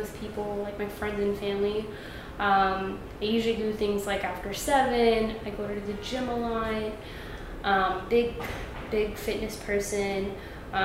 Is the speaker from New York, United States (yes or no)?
yes; New York City, New York, United States; I'm from Brooklyn. I'm born and raised